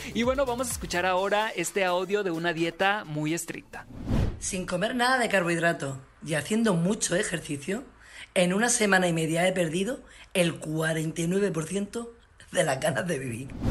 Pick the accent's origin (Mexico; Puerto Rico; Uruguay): Mexico; Sinaloa; soy sinaloense